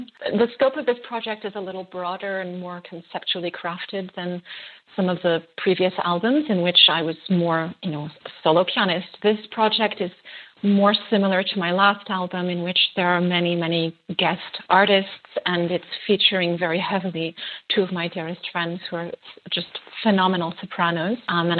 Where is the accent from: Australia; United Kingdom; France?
France; born there; I'm actually half Greek. My other half is French. I was born in France to a French mother.